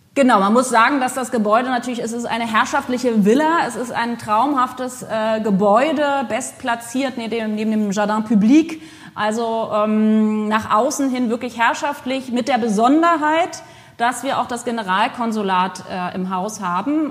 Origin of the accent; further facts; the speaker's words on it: Potsdam, Brandenburg, Germany; moved away as an adult; also born or lived in France; now in Bordeaux, France; ich aus Potsdam ursprünglich geboren in Potsdam komme